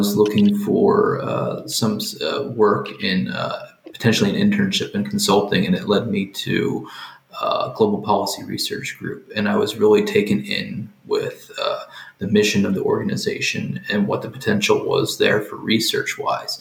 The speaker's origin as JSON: {"language": "English", "town": "Reidsville", "region": "Pennsylvania", "country": "United States", "said": "I am from Reidsville, Pennsylvania"}